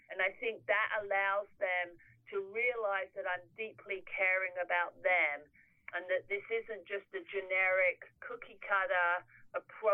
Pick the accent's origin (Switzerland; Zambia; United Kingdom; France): United Kingdom; England; moved away; I'm English.